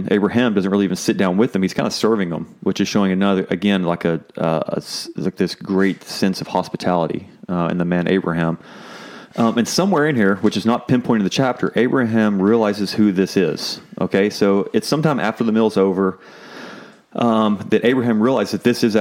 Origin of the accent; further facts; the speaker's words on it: Texas, United States; I'm from Texas